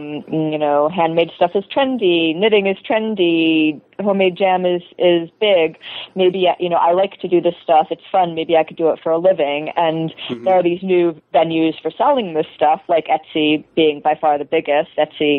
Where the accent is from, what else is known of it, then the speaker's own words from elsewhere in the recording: Chapel Hill, North Carolina, United States; I'm from North Carolina. I'm from Chapel Hill, a college town, and you know, this stuff is very big there.